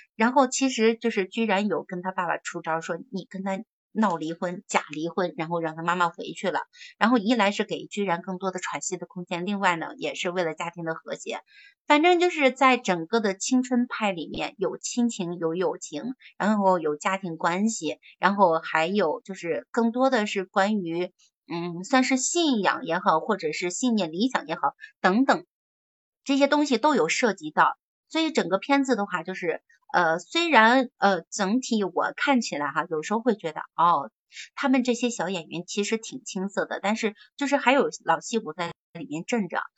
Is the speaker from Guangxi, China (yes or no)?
no; Shandong, China; moved away as an adult; now in Beijing, China; 咱们山东人